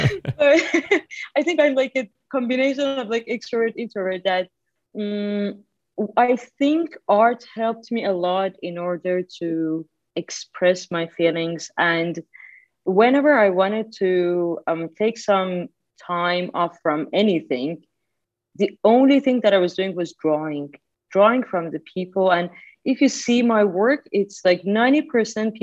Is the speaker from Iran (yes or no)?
yes; Iran; moved away as an adult; now in Italy; I was born in Iran. Mm. 35 years ago. And for like 23 years, I was there